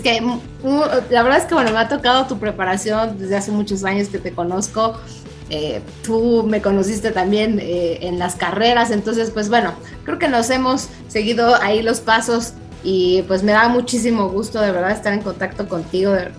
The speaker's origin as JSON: {"language": "Spanish", "country": "Mexico", "said": "como mexicano"}